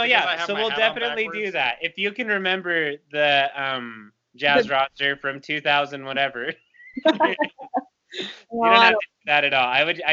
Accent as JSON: {"language": "English", "town": "Lindon", "region": "Utah", "country": "United States", "tie": "born or raised there", "said": "I grew up really close to Pleasant Grove, you know, in Linden. I call that the city of dreams, Linden, Utah."}